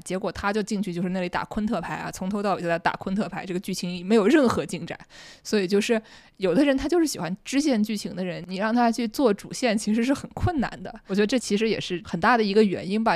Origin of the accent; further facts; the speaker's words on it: Nanjing, Jiangsu, China; accent: Nanjing dialect; 很难不讲南京话，因为我们俩现在都在南京一起录音